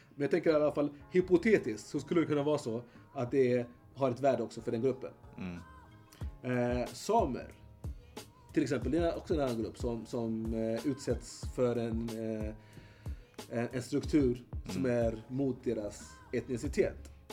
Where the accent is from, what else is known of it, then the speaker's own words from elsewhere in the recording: Eritrea; now in Sweden; Eritrea så har vi nio folkgrupper